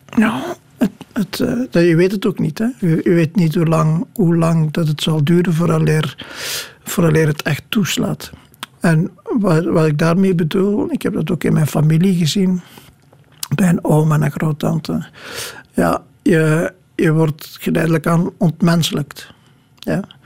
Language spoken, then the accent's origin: Dutch; Kruishoutem, Flanders, Belgium; moved away; het huis waar ik opgegroeid ben is al een poos geleden afgebroken